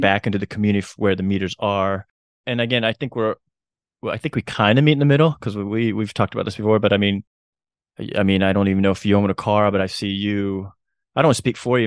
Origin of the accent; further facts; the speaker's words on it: Chattanooga, Tennessee, United States; just happens to be my hometown